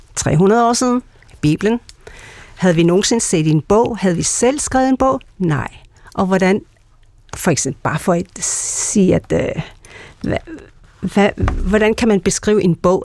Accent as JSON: {"language": "Danish", "country": "Greenland", "said": "jeg er grønlænder, jeg kommer fra Grønland"}